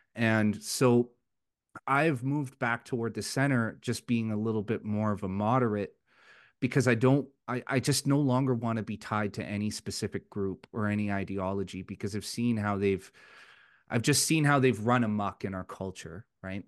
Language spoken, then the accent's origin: English; Vancouver, British Columbia, Canada; moved away as an adult; now in Alberta, Canada; I'm originally from Vancouver, and I moved my family to Alberta last year